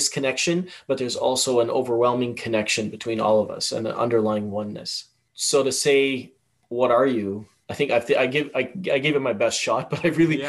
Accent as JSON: {"language": "English", "country": "Tanzania", "tie": "born or raised there", "also_born_or_lived": "Malawi / Zambia / Yemen / United Kingdom", "lives_now": "Canada", "said": "I was raised in Tanzania, lived in Malawi, Zambia, Yemen, the United Kingdom, Europe, and Canada, obviously."}